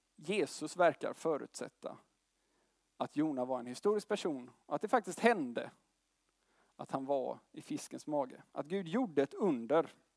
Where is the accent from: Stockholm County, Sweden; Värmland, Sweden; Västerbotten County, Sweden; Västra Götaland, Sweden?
Västra Götaland, Sweden; Gothenburg; Jag kommer från Göteborg